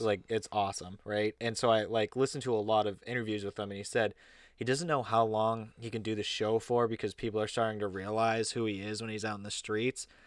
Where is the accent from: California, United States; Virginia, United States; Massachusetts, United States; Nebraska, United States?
Massachusetts, United States; we come from Mass